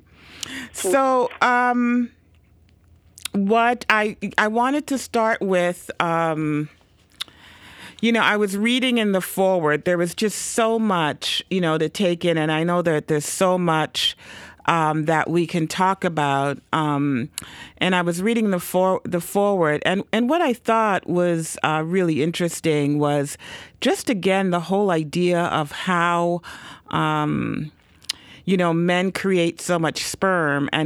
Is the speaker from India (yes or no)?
no; Toronto, Ontario, Canada; moved away as an adult; also born or lived in Caribbean; now in United States; I'm a Canadian citizen as well. I grew up in Toronto